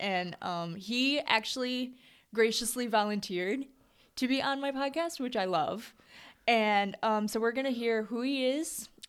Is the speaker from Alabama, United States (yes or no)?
no; Lansing, Michigan, United States; born or raised there